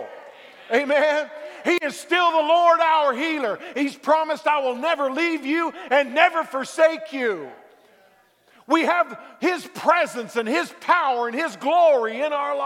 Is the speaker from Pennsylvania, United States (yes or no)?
no; Dallas, Texas, United States; I grew up in Texas, Dallas-Fort Worth